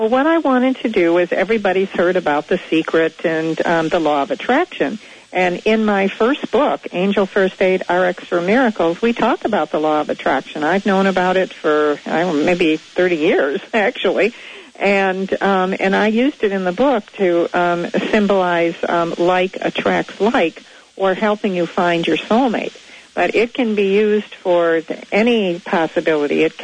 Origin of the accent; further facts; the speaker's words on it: Naperville, Illinois, United States; you know, I'm from Naperville, and Gina's from Naperville